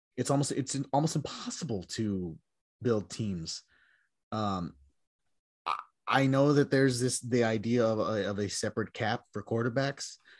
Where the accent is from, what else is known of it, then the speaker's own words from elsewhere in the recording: Texas, United States; growing up in Texas